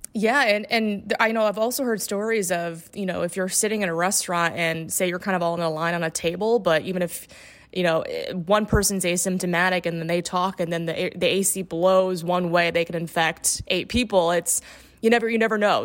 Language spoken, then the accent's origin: English; Indiana, United States; moved away; also born or lived in Gainesville, Florida / Upper Peninsula, Michigan; I'm from Indiana originally.